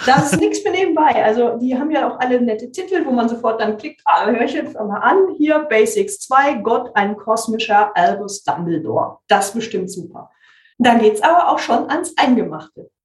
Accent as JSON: {"language": "German", "region": "West Germany", "country": "Germany", "said": "Ich komme ja aus Westdeutschland"}